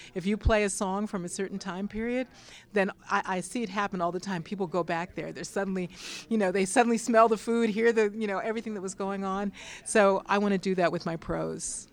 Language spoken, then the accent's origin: English; Pittsburgh, Pennsylvania, United States; now in Massachusetts, United States; I grew up in Pittsburgh, Pennsylvania, and I live in Massachusetts.